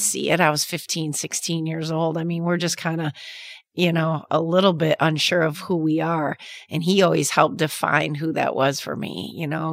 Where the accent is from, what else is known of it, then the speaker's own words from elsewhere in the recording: Traverse City, Michigan, United States; Growing up in Traverse City